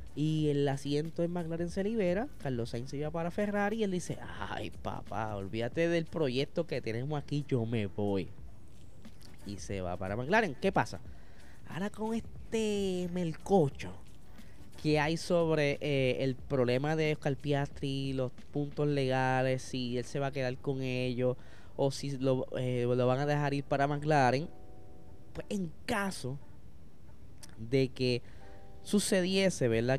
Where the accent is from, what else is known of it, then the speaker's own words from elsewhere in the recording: Puerto Rico; gente como nosotros, boricuas